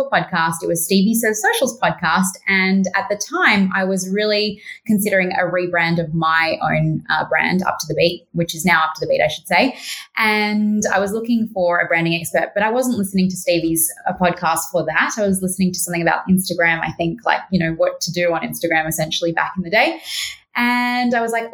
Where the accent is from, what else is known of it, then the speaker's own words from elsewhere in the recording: Australia; I'm the Aussie one